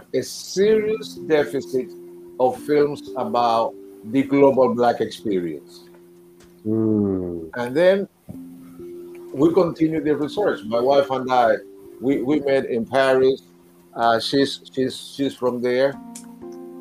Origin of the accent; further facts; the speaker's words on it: Cuba; also born or lived in New York City; now in United States; I was born in Cuba